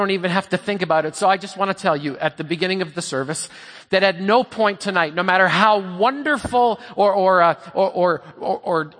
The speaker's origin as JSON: {"language": "English", "country": "Canada", "said": "I'm Canadian"}